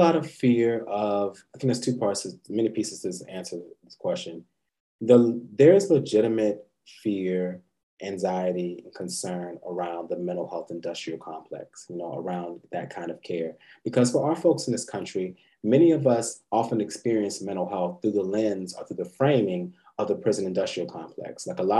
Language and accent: English; Georgia, United States; also born or lived in Fort Lauderdale, United States / Germany; I'm a military brat, but I was born in Fort Lauderdale, Florida. Lived all across the really world, Germany, all across the United States. Really kind of went to high school and middle school in Georgia.